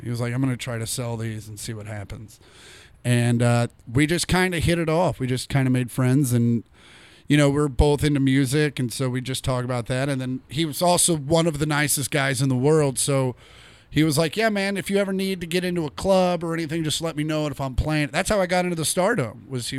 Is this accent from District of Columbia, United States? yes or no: no; Kansas, United States; moved away; I'm from Kansas.